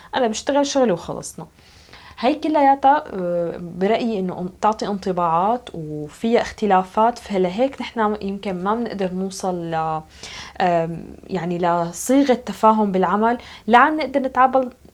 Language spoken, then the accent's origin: Arabic; Syria; now in Norway; أنا سورية